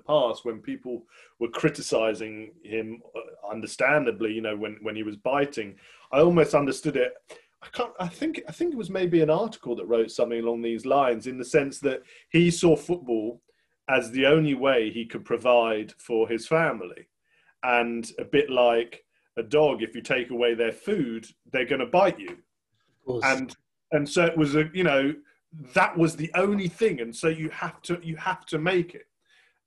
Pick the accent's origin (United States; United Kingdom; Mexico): United Kingdom; England; as an Englishman